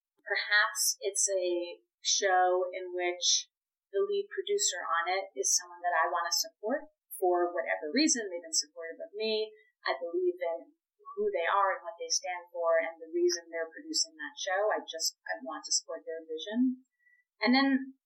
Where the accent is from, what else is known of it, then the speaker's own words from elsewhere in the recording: Boston, Massachusetts, United States; now in New York, United States; I am from Boston, which meant I knew very few people and didn't have family members here in New York.